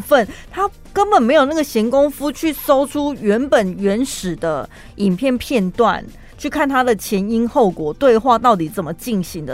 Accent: Taiwan; 我从台湾出道，我在台湾出生

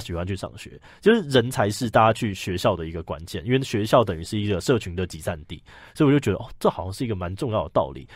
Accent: Hsinchu, Hsinchu City, Taiwan; 因为我是新竹人，所以我嗯哼。就是读新竹的这个龙山国校啊，然后建功，然后后来考到竹中

